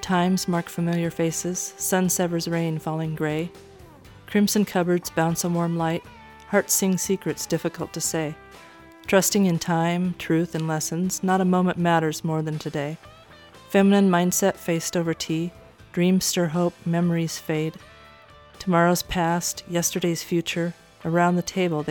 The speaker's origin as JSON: {"language": "English", "town": "Orofino", "region": "Idaho", "country": "United States", "tie": "born or raised there", "said": "my hometown of Orofino, Idaho."}